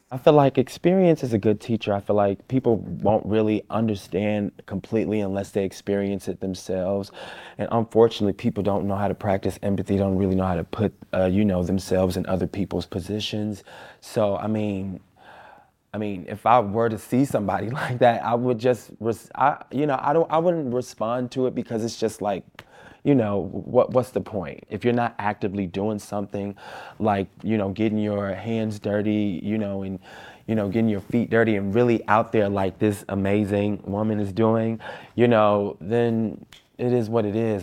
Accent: Chicago, Illinois, United States; I'm from Austin. I grew up in Austin. I still live in Austin.

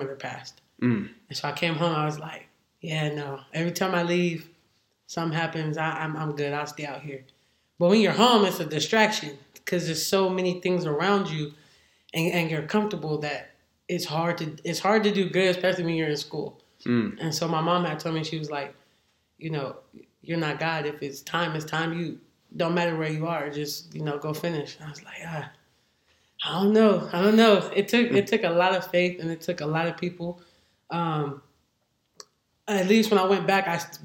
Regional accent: San Bernardino, California, United States; also born or lived in Hawaii; I'm from San Bernardino. I went to San Bernardino High School.

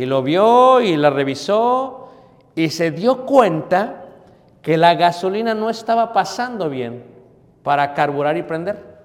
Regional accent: Mexico City, Mexico; Crecí en Ciudad de México

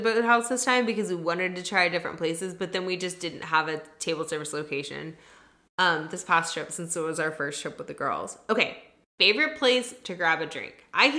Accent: Texas, United States; we're from Texas

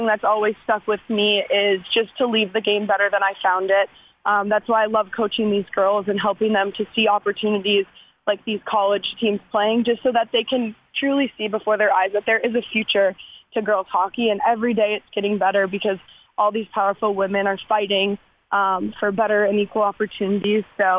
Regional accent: Minnesota, United States; moved away as an adult; also born or lived in Wisconsin; now in Nashville, United States; Yeah, I grew up in Minnesota

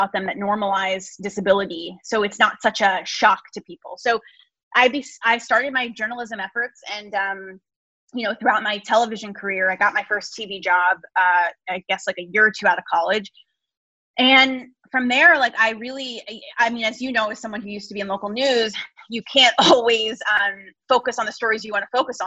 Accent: New Jersey, United States; I'm from New Jersey.

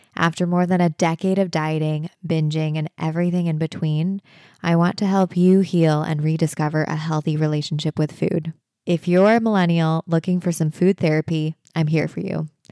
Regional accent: United States; I'm Asian American, but also having grown up in the States

